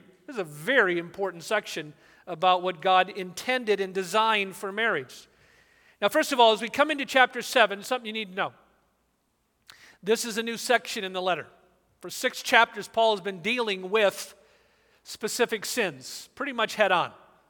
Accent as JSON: {"language": "English", "region": "Southern California", "country": "United States", "tie": "born or raised there", "said": "I grew up in Southern California."}